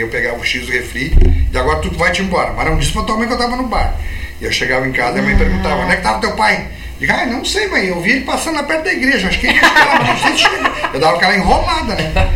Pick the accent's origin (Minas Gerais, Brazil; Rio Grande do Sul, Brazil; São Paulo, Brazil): Rio Grande do Sul, Brazil; Santana do Livramento; sou de livramento